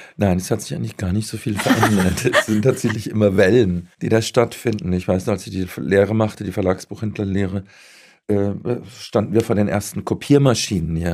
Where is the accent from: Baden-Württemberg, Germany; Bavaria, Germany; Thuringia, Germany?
Baden-Württemberg, Germany; Ich bin ja selbst Badener, allerdings aus dem, aus dem Süden